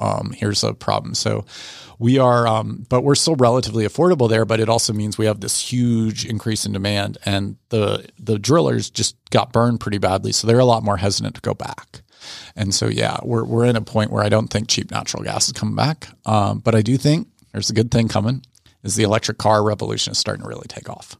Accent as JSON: {"language": "English", "area": "Fairfax County", "region": "Northern Virginia", "country": "United States", "tie": "born or raised there", "also_born_or_lived": "Washington, D.C.", "moved": "yes", "lives_now": "Atlanta, United States", "said": "more grew up in Fairfax County, but, uh, Northern Virginia."}